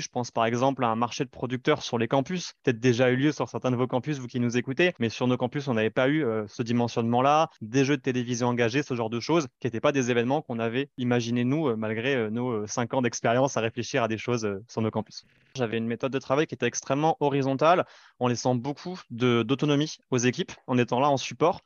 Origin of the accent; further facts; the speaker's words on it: Libourne, Nouvelle-Aquitaine, France; en ayant grandi euh, à Libourne en Gironde, pas loin de Bordeaux